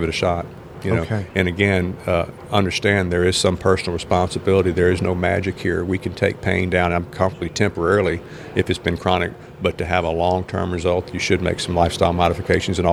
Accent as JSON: {"language": "English", "region": "Southern United States", "country": "United States", "tie": "born or raised there", "said": "I'm a Southern boy born in the United States. I mean, I'm an American through and through"}